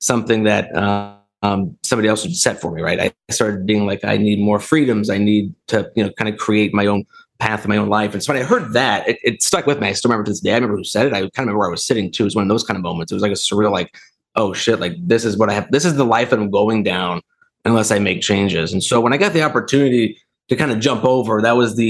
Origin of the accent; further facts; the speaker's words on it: Dayton, Ohio, United States; also born or lived in Akron, Ohio; now in Columbus, United States; I grew up in Dayton, Ohio, lived there until I went to college